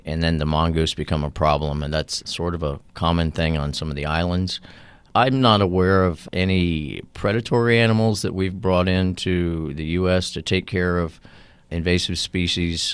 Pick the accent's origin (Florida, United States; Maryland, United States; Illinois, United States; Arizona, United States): Florida, United States; South; growing up in South Florida